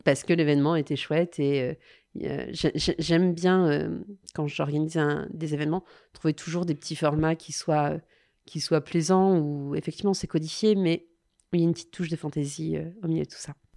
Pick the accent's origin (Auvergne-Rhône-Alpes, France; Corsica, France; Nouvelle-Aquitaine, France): Auvergne-Rhône-Alpes, France; Lyon; en tant que Lyonnaise